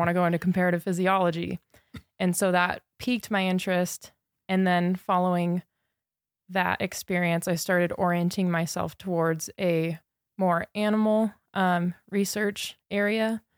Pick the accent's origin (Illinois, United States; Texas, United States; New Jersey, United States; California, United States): California, United States; Redlands; moved away as an adult; also born or lived in Sydney, Australia; now in Montana, United States; Southern California. Okay. Redlands.